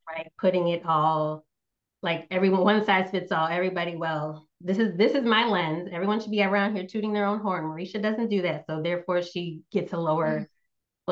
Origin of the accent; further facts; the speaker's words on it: Northeast United States, United States; moved away; also born or lived in Southeast United States; I grew up in the Northeast United States, currently live in the Southeast.